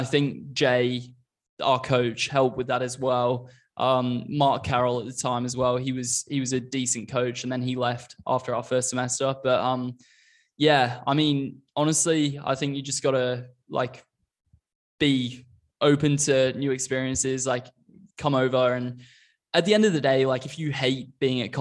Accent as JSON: {"language": "English", "country": "Australia", "tie": "born or raised there", "moved": "as an adult", "lives_now": "United States", "said": "I came over to college from Australia when I was 20, having lived in Australia for like 13-ish years at the time"}